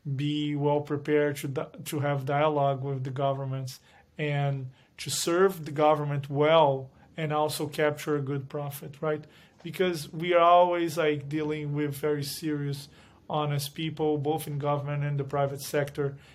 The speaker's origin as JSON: {"language": "English", "country": "Brazil", "tie": "born or raised there", "moved": "as an adult", "lives_now": "United States", "said": "I was born in Brazil, went to law school in Brazil, then came to the U S"}